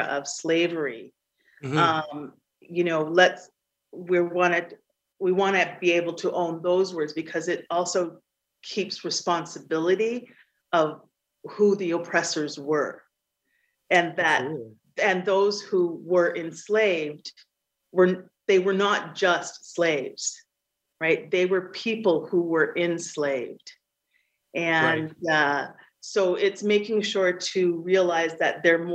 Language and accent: English; Canada; my family has been in Canada for over 300 years